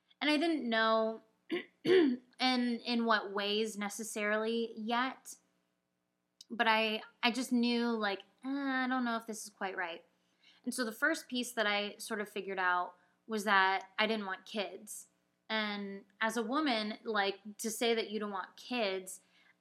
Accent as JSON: {"language": "English", "area": "Orange County", "region": "California", "country": "United States", "tie": "born or raised there", "moved": "yes", "said": "I was growing up in Orange County in the suburbs"}